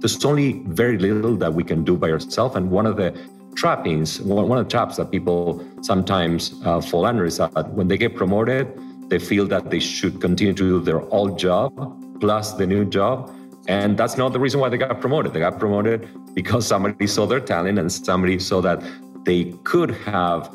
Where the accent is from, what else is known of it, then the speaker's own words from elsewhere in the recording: suburbs of Buenos Aires, Buenos Aires Province, Argentina; English is a second language; moved away as an adult; also born or lived in Miami, United States; now in Los Angeles, United States; I grew up in the suburbs of Buenos Aires